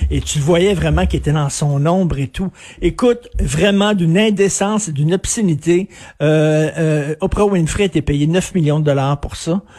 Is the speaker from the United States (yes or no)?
yes; United States; French is a second language; je suis une américaine, je ne connais pas euh, les paroles de l'hymne national anglais